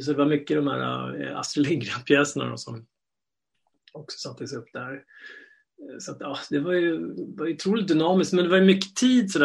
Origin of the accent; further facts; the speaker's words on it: Stockholm, Stockholm County, Sweden; jag är uppvuxen här i Stockholm